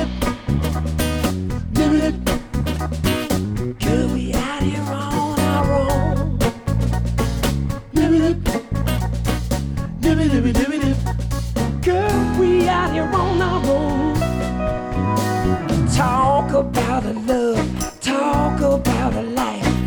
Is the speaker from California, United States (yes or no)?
yes; Bay Area, California, United States; growing up in the Bay Area